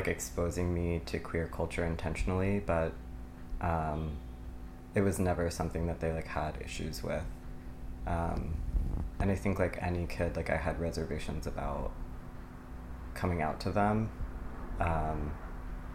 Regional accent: Stamford, Connecticut, United States; also born or lived in Los Angeles area, California / Palo Alto, California; now in Brooklyn, United States; I grew up primarily in Stamford, but my dad has worked for IBM for almost 40 years, and so we used to move around kind of in between California and Connecticut

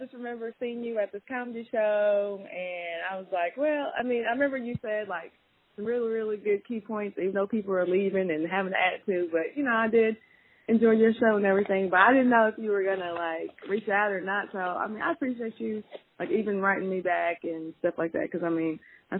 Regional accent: Kentucky, United States; moved away as an adult; now in Memphis, United States; I'm from Kentucky originally, but been in Memphis now for 5 years.

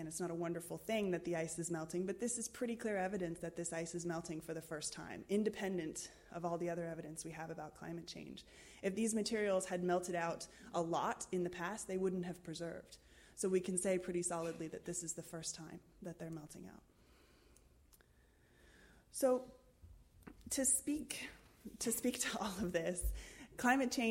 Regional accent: United States; accent: American; I'm American

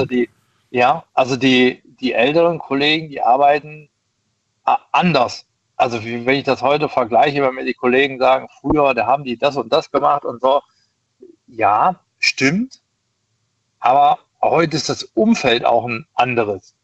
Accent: East Germany, Germany; ich komme aus dem Ost, also gebürtig aus dem Osten

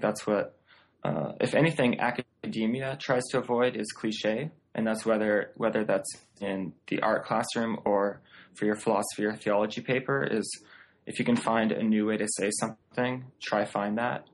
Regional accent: just outside of Vancouver, British Columbia, Canada; moved away as an adult; now in Seattle, United States; I grew up just outside of Vancouver, British Columbia.

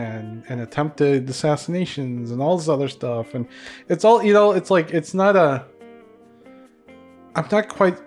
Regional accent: Philippines; now in United States; the Philippines is a you know, is my home country

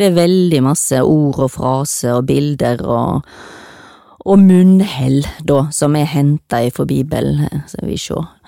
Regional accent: Stord, Vestland, Norway; now in Oslo, Norway; jeg kommer fra Stord

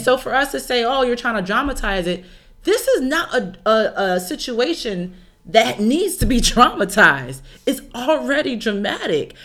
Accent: Chicago, Illinois, United States; I'm also from Chicago

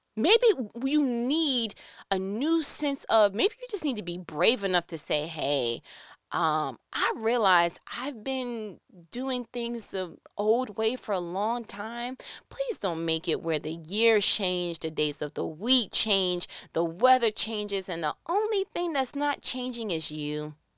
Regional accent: New York, United States; I'm from New York.

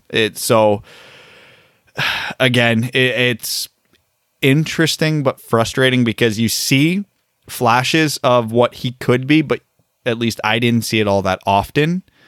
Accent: Canada; us as Canadian hockey fans who cheer for an American team

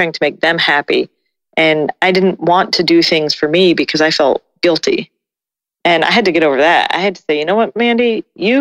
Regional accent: Colorado, United States; moved away; also born or lived in Austin, Texas; I grew up in Colorado. So I grew up around the mountains. And then I spent, a good 10 years in Austin away from the mountains.

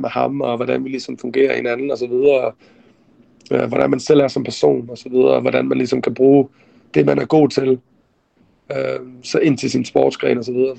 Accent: Denmark; now in Arizona, United States; jeg fik muligheden for at komme hjem til Danmark og se familie igen, og være hjemme i Danmark for første gang i mange, mange år

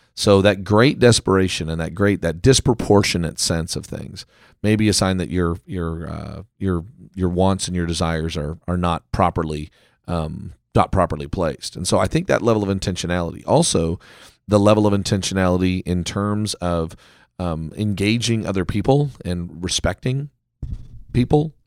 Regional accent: Canada; now in United States; I am a Canadian, you know, in America

